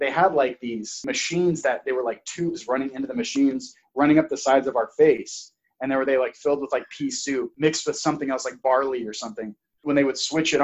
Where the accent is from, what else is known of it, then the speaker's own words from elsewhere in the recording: Auburn, California, United States; I was born in Auburn, California